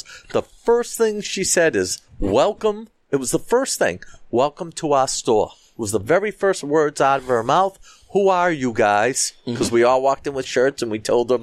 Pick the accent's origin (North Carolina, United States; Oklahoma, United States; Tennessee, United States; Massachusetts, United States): Massachusetts, United States; Boston; I said, "Boston."